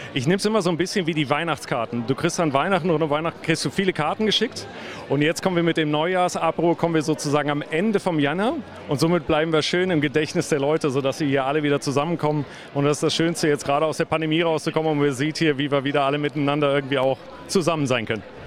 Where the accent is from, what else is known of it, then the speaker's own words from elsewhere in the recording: Düsseldorf, North Rhine-Westphalia, Germany; moved away as an adult; now in Switzerland; die schöne Stadt Düsseldorf. Das ist meine Heimatstadt